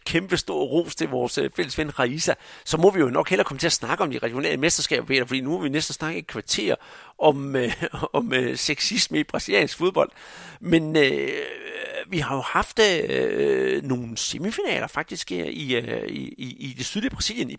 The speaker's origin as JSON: {"language": "Danish", "country": "Denmark"}